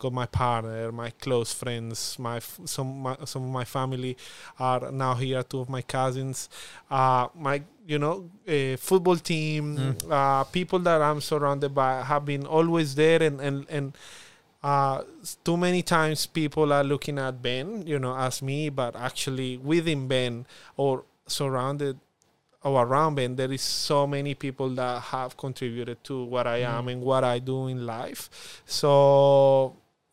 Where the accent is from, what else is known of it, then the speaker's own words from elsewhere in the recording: Colombia; accent: Spanish accent; first language Spanish; English is a second language; moved away as an adult; now in Darwin, Australia; I have a strong accent, a Spanish accent